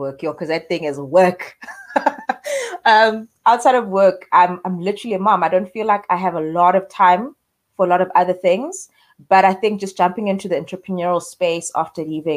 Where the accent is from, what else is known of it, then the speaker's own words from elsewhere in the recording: Eastern Cape, South Africa; also born or lived in Queenstown / Johannesburg; So I'm a girl born and raised in the Eastern Cape, for a small town in Port Beaufort.